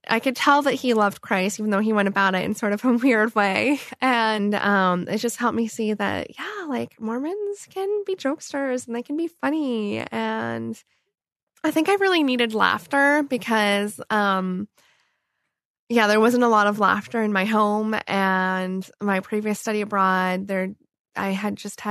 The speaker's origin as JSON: {"language": "English", "town": "Blacksburg", "region": "Virginia", "country": "United States", "tie": "born or raised there", "also_born_or_lived": "Canada / Washington, D.C.", "moved": "as an adult", "said": "I grew up in Blacksburg, Virginia, in Southwest Virginia, and I was born in Canada"}